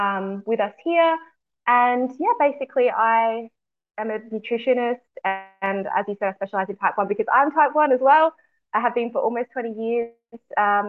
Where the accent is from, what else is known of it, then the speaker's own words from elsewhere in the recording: Adelaide, South Australia, Australia; I'm from Adelaide, so South Australia